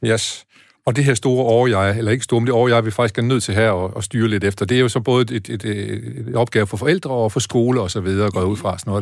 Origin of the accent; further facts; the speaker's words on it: Aarhus, Central Denmark Region, Denmark; jeg kommer jo fra Aarhus